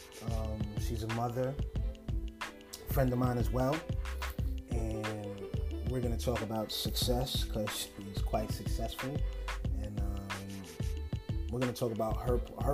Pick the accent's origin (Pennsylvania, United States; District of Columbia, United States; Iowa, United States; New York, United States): New York, United States; New Rochelle; I'm really from New Rochelle